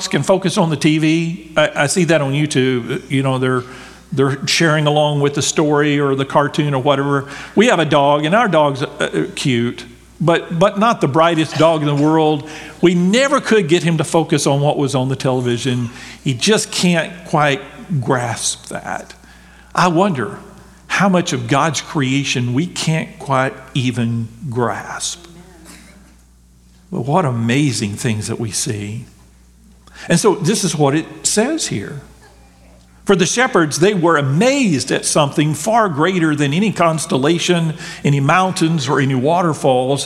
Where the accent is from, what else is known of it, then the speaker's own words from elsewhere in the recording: Texas, United States; I grew up in Texas